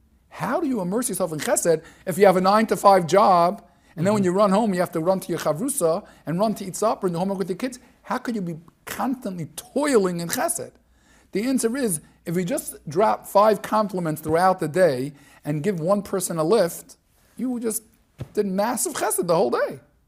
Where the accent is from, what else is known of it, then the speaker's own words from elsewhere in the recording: New York City, New York, United States; moved away as an adult; also born or lived in Israel; now in Lakewood, United States; I grew up in Flatbush, and it was gewaldic, the Chaim Berlin elementary years.